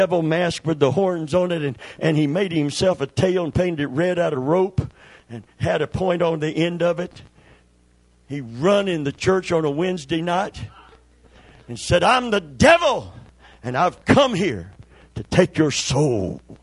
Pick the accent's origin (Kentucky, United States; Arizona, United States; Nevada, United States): Kentucky, United States; I'm from Kentucky